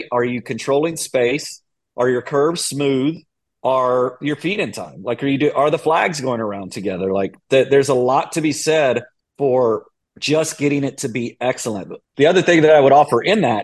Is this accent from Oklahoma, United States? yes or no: no; Austin, Texas, United States; I am from Austin